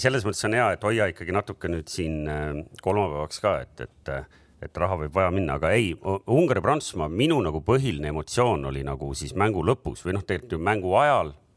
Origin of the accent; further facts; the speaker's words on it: Estonia; me oleme Eestist